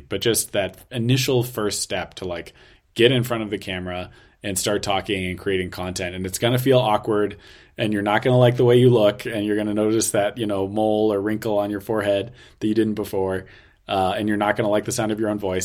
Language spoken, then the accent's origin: English; United States; now in China; American living in China